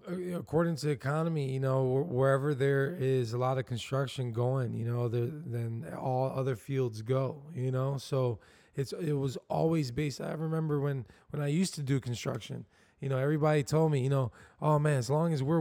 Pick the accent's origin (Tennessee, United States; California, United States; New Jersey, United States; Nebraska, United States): New Jersey, United States; Camden; born there; I come from a, I was born in Camden, New Jersey, so it was